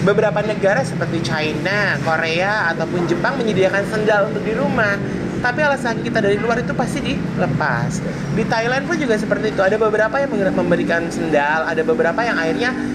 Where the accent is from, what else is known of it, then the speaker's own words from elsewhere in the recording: Jakarta, Indonesia; Kita orang Jakarta